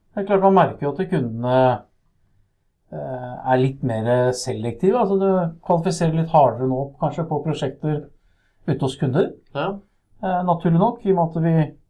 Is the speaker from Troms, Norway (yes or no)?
no; Nøtterøy, Vestfold, Norway; moved away as an adult; now in Son, Norway; Jeg er fra Nøtterøy. Ja. Der er røttene. Der er det et sted som heter Skjerve. Ja. Og det er der jeg har vokst opp